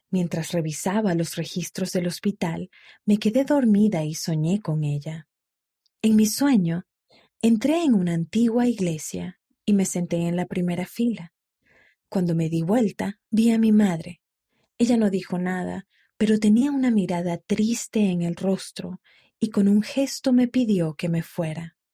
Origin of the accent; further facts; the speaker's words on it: Matagalpa, Nicaragua; born there; Nací en Matagalpa, Nicaragua. Dos años después de que yo naciera, mientras mi madre moría de cáncer, le pidió a mi padre que cuidara de nosotros.